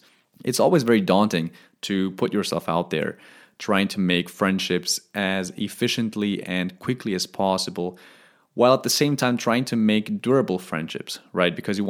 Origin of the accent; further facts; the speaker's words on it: Stuttgart, Baden-Württemberg, Germany; Now, we are originally from Stuttgart in Germany. However, we have lived in over eight countries, and I'm currently planning to live on my ninth.